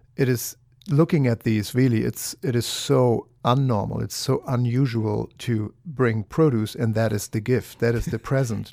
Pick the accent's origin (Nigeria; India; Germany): Germany; now in United States; I'm from Germany